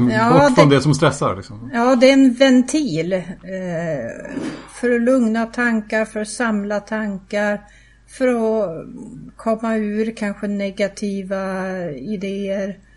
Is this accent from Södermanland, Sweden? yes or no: yes; Södermanland, Sweden; Men min största delen av min uppväxt var i Sörmland.